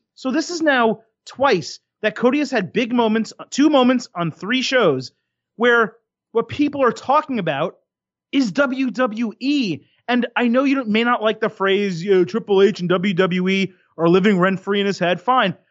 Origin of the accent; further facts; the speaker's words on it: United States; growing up in America